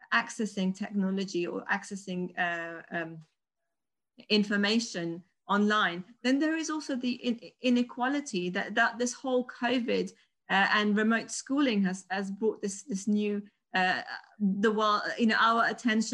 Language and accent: English; Afghanistan; moved away; I'm originally from Afghanistan.